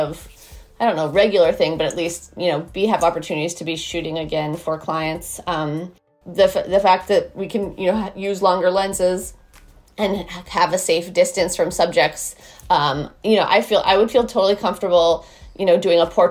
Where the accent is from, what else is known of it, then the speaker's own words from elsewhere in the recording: Boston, Massachusetts, United States; also born or lived in Martha's Vineyard; now in Brooklyn, United States; I'm in Brooklyn where I'm based, but I grew up in Boston